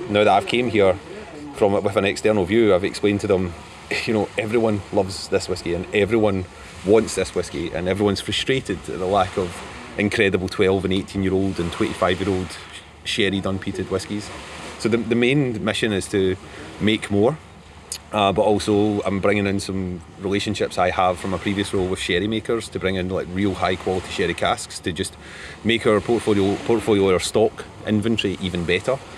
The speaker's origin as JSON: {"language": "English", "region": "Pennsylvania", "country": "United States", "said": "I'm from Pennsylvania, United States."}